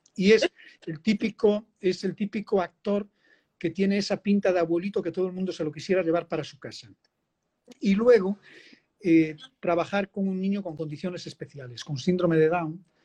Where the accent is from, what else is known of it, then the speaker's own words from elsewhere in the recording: Spain; now in Dominican Republic; como español poder hacer un reflejo en un documental